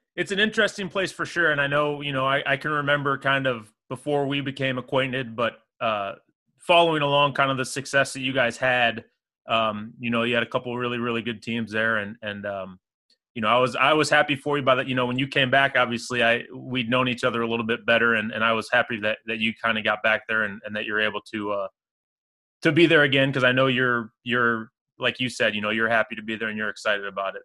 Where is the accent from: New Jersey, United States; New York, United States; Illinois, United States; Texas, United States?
Illinois, United States; Springfield; I grew up in Springfield